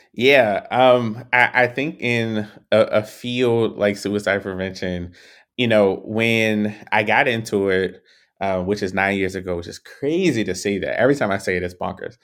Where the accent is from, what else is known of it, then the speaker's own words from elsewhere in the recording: Baltimore, Maryland, United States; growing up in Baltimore